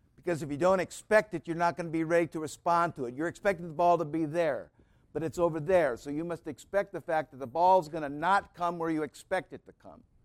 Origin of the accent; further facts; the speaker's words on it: United States; I was warmed by being an American citizen